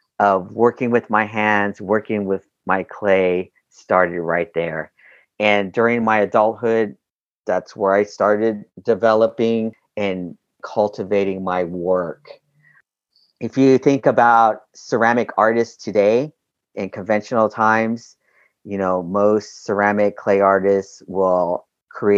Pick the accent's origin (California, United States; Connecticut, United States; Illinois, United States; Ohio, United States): California, United States; Southern; also born or lived in Albuquerque, New Mexico / Los Angeles / Long Beach; I was born in Albuquerque, New Mexico, but I was raised here in Southern California